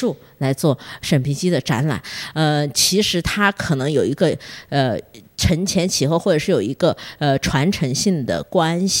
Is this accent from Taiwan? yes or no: no; Beijing, China; now in Shenzhen, China; 像我，我从北京来的。其实北京有很多这样的桃花源的所在